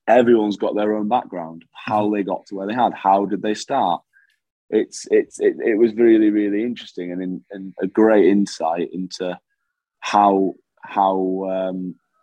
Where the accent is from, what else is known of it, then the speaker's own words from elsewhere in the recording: England, United Kingdom; also born or lived in Perth, Scotland; I was born in Perth in Scotland, but because I'd lived majority of my life in England